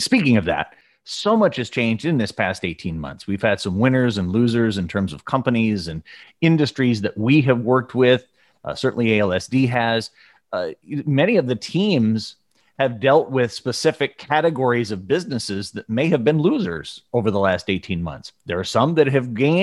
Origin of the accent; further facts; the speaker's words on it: Chicago, Illinois, United States; here in my hometown of Chicago.